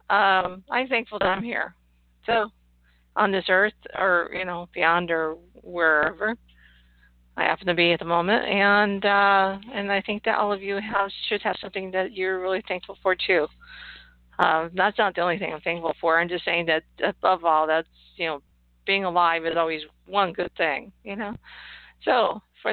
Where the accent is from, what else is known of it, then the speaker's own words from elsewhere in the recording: Ohio, United States; We're from Ohio